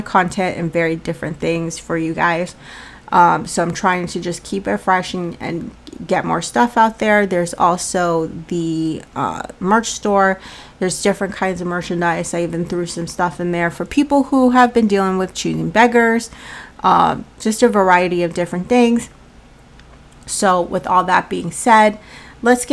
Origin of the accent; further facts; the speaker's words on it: Colorado, United States; now in Massachusetts, United States; Now, I live in Massachusetts, but I'm from Colorado